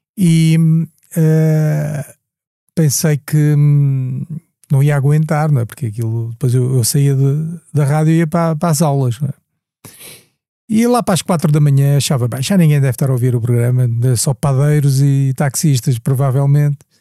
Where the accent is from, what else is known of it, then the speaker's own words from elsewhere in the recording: Angola; now in Portugal; Eu vim de Angola